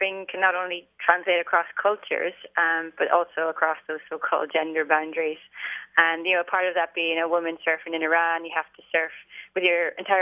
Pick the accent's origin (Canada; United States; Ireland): Ireland; I grew up in Ireland and I was pretty much born into the surfing way of life.